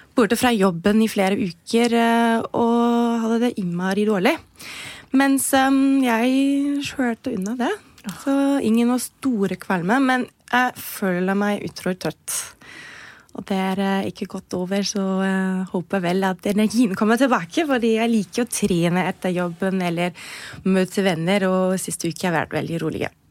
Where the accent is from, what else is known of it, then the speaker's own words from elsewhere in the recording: Germany; now in Norway; kommer jeg jo fra Tyskland